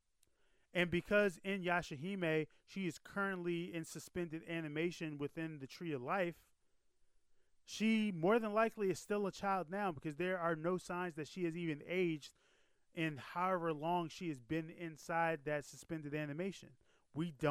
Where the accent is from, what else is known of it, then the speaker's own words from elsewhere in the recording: United States; I was born in America. I have not lived in Japan.